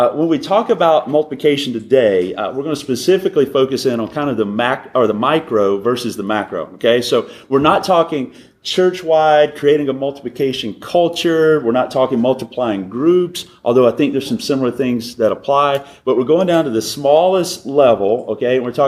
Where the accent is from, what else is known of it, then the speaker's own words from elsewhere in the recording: Alabama, United States; also born or lived in North Carolina; now in Southern California, United States; So, grew up in Alabama, lived in North Carolina, been in California, Sandy said, for 7 years.